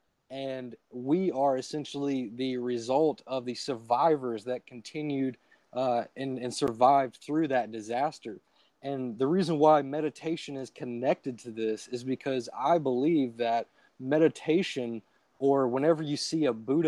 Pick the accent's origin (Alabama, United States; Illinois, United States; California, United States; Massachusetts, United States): Alabama, United States; I'm from Alabama. It's the Gulf Coast, so I live very close to the beach.